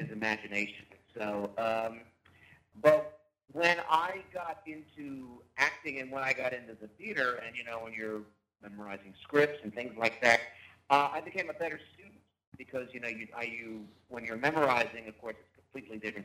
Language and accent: English; Wilmington, Delaware, United States; also born or lived in Philadelphia, Pennsylvania; I did the majority of my growing up in Wilmington, Delaware